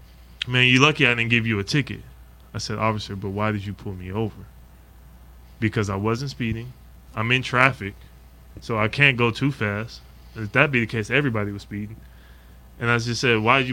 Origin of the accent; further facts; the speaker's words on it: Anchorage, Alaska, United States; now in Lexington, United States; growing up in Anchorage, Alaska